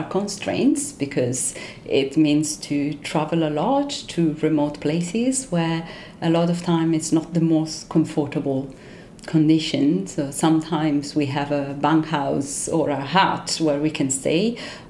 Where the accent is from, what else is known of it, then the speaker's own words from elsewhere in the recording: Rome, Lazio, Italy; English is a second language; moved away as an adult; also born or lived in south of France; now in Auckland, New Zealand; I grew up in Rome in an apartment